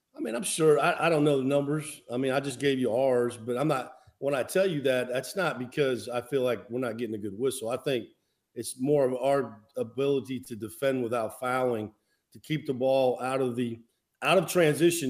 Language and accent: English; Midwest, United States; moved away; growing up in the Midwest